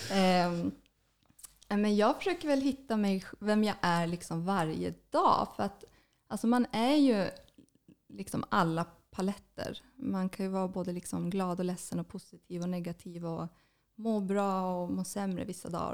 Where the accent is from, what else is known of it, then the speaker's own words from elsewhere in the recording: Kiruna, Norrbotten County, Sweden; moved away as an adult; also born or lived in Luleå; now in Stockholm, Sweden; jag är född och uppvuxen i Kiruna. Mm. Har bott där hela mitt, min barndom, ända tills jag gick gymnasiet